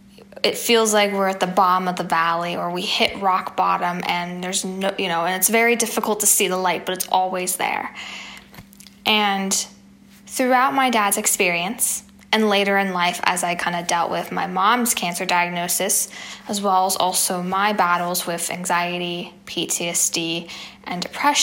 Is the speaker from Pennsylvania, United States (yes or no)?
yes; Pittsburgh, Pennsylvania, United States; in my hometown of Pittsburgh, Pennsylvania.